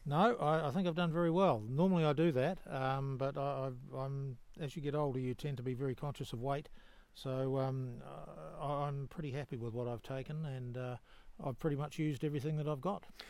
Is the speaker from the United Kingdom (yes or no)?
no; New Zealand; I'm from New Zealand